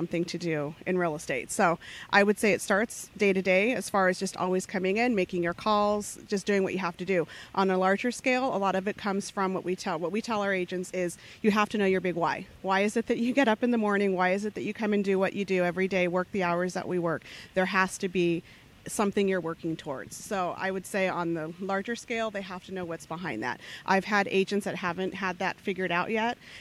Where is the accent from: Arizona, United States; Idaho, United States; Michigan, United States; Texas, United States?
Arizona, United States; Phoenix; originally I was born in Arizona, grew up on the west side of Phoenix